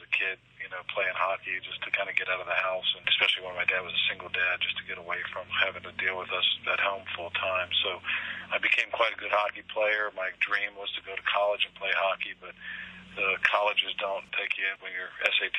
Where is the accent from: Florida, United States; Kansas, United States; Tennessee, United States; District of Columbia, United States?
District of Columbia, United States; Washington; also born or lived in Pittsburgh, Pennsylvania; I grew up here in D.C.